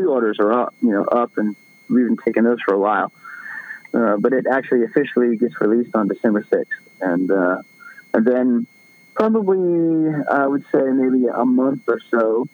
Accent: Florida, United States; I'm from Florida

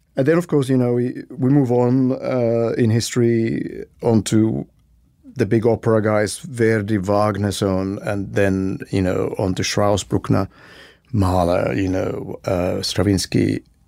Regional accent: Helsinki, Uusimaa, Finland; I was born and raised in Helsinki, Finland

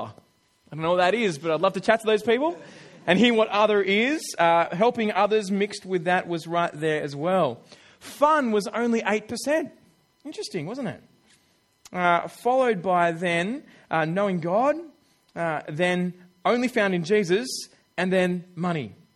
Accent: Australia; I'm an Australian

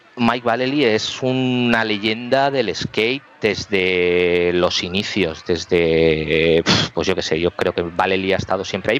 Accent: Barcelona, Catalonia, Spain; nosotros salimos de Sagrada Familia, de la Avenida Baudí

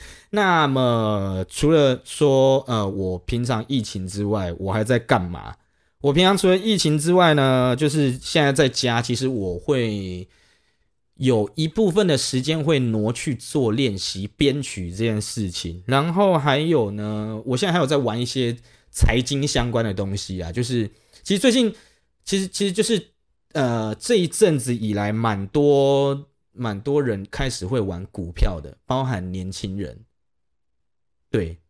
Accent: Kaohsiung, Taiwan; 如果说是假设是我啦，我是高雄人，我去台北，然后我在台北确诊了

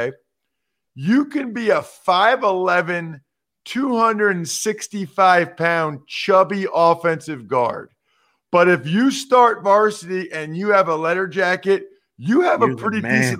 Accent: Pennsylvania, United States; But I'm from Eastern PA. I live in Central PA. Dave's from Western PA.

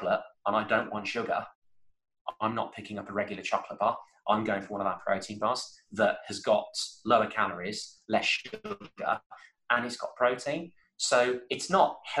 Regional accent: Birmingham, West Midlands, United Kingdom; I'm from Birmingham

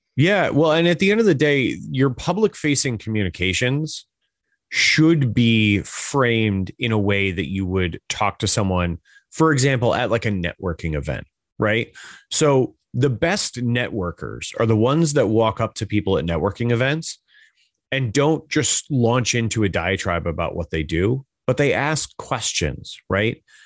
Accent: Hudson Valley, New York, United States; I'm from New York, uh, from the Hudson Valley area

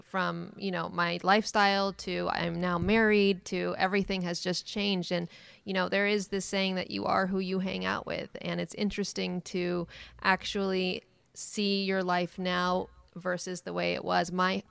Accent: the Bay Area, California, United States; I'm from the Bay Area.

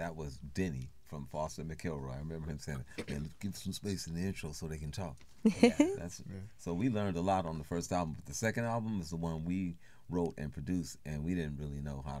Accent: Oakland, California, United States; we grew up learning in Oakland

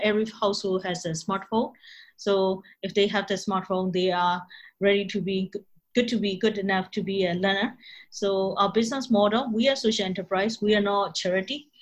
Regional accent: Myanmar; English is a second language; moved away as an adult; I came from Myanmar

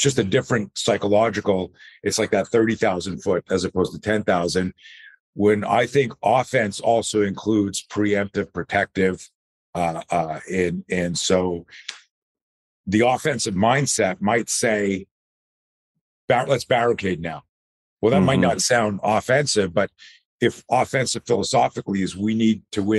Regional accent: East Coast, United States; I grew up on the East Coast. So, you know, I grew up and as a kid, I always... I grew up in the 60s.

